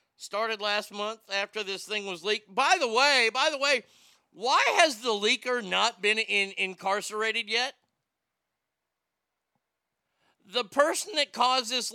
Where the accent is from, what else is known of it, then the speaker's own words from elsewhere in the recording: United States; As an American